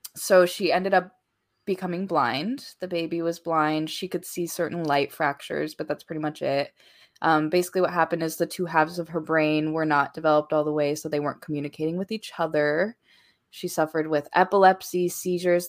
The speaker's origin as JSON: {"language": "English", "region": "Hawaii", "country": "United States", "said": "I am Hawaiian"}